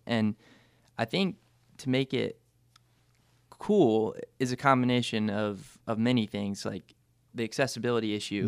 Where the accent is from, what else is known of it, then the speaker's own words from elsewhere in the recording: Greensboro, North Carolina, United States; came back home. This is where I was born and raised